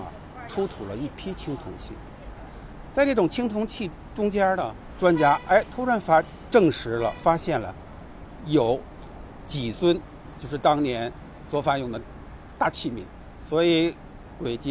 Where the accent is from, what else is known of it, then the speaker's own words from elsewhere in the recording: Beijing, China; 东阳，我是在东阳威胡同这这里。我们经常从这里顺过一条小街过来。